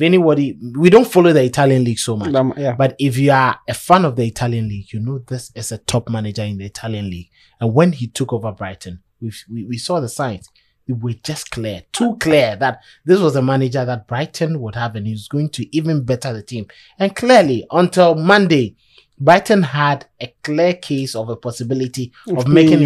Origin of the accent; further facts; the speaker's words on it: Ghana; I am a Ghanaian